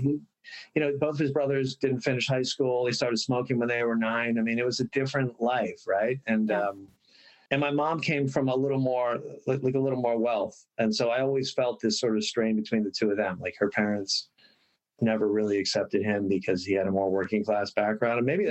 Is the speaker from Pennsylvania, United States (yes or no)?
yes; Bryn Mawr, Pennsylvania, United States; now in Los Angeles, United States; I was actually born in Los Angeles, lived here for a year, um, moved back to Bryn Mawr where my dad is was born